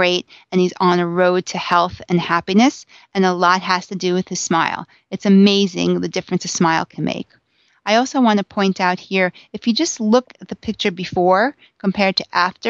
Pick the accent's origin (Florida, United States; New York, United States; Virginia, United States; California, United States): New York, United States; Long Island; I'm from Long Island